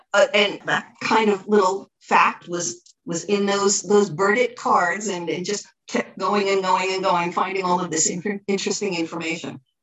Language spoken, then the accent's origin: English; Elizabeth, New Jersey, United States; now in Cranford, United States; I grew up in Elizabeth and I have only lived in Cranford for 35 years